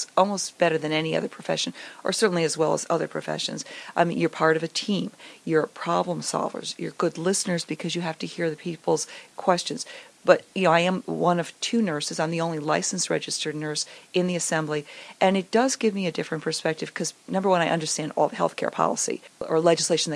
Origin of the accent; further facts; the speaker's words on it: Connecticut, United States; moved away as an adult; also born or lived in Long Island; now in New Jersey, United States; I grew up in Connecticut